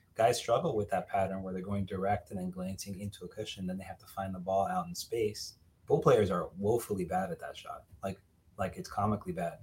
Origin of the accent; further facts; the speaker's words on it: Miami, Florida, United States; I'm from Miami originally